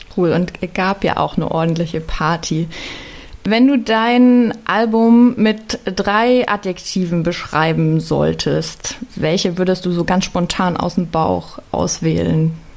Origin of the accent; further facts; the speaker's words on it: Leipzig, Saxony, Germany; Ich bin in Leipzig aufgewachsen